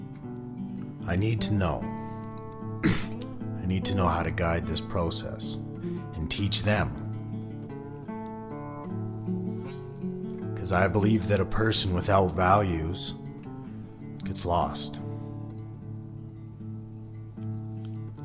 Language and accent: English; Alberta, Canada; Growing up in Alberta, this Western place